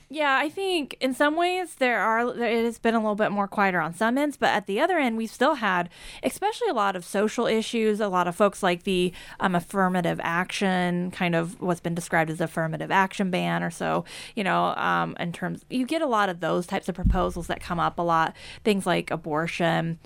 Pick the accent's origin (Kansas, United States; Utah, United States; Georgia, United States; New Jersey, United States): Kansas, United States; growing up in Kansas